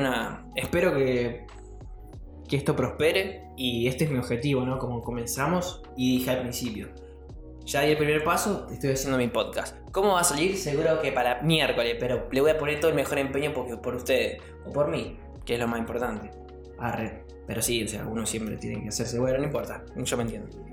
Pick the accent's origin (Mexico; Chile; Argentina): Argentina; Buenos Aires; moved away as an adult; now in Entre Ríos, Argentina; yo soy de Buenos Aires, me mudé Entre Ríos